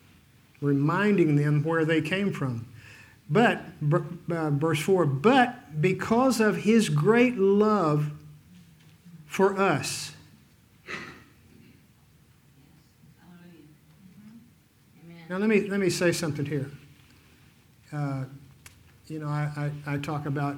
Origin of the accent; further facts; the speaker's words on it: Fort Worth, Texas, United States; now in Dodge City, United States; I was raised in Fort Worth.